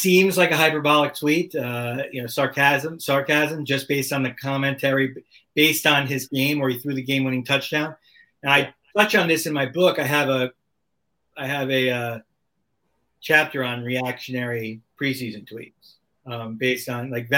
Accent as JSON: {"language": "English", "town": "Miami", "region": "Florida", "country": "United States", "tie": "born or raised there", "said": "I grew up in Miami"}